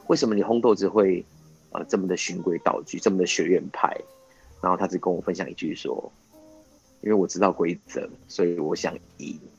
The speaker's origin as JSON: {"language": "Chinese", "country": "Taiwan", "said": "我我就是台湾人其实有点保守哦，其实嗯不太敢去做这件事"}